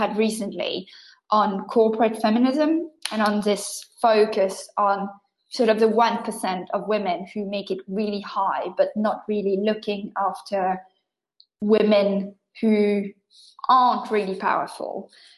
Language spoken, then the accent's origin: English; France; first language French; English is a second language